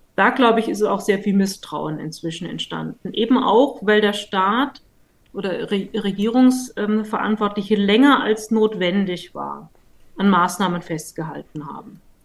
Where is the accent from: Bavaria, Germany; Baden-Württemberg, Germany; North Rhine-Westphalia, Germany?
Baden-Württemberg, Germany; Stuttgart; als Stuttgarterin